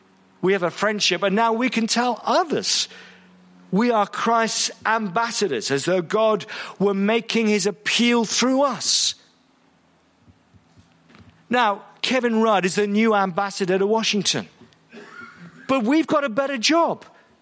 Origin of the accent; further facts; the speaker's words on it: Malaysia; I was raised a Buddhist. I'm from Malaysia, and I was a Buddhist.